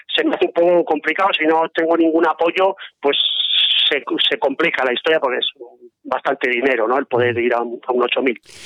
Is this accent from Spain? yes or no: yes; Zaragoza, Aragon, Spain; moved away as an adult; now in Navarre, Spain; de Zaragoza y Aragonés, pues desde hace bastantes años resido en Navarra